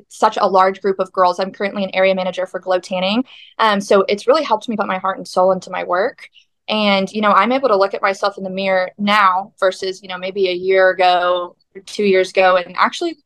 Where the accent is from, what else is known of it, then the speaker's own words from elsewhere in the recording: Weatherford, Texas, United States; I am from Weatherford, Texas.